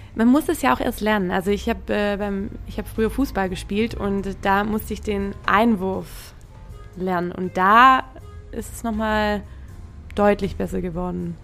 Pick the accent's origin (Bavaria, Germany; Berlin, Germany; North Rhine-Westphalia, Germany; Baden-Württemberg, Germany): Baden-Württemberg, Germany; Trochtelfingen; moved away as an adult; now in Hamburg, Germany; nach Trochtelfingen, wo ich herkomme